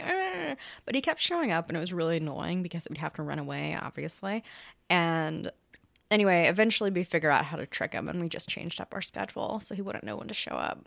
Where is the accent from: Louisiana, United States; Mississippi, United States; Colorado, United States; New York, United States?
Louisiana, United States; moved away; my hometown's three and a half hours away and by Texas